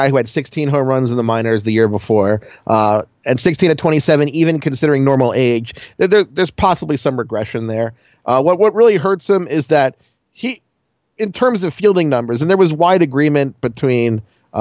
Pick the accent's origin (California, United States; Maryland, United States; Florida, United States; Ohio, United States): Maryland, United States; Baltimore; I'm from Baltimore. I'm an Orioles fan from Baltimore. And growing up as a kid, I'm too young to have been a Colts fan